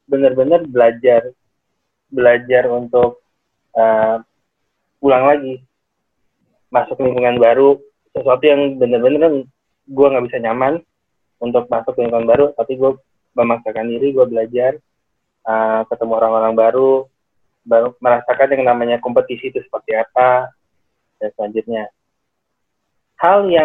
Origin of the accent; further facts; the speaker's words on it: Cirebon, West Java, Indonesia; Saya di Kabupaten Cirebon pak.